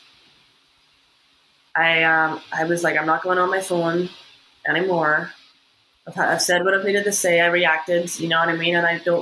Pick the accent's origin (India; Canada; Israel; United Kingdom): United Kingdom; Northern Ireland; moved away as an adult; now in United States; being somebody from Northern Ireland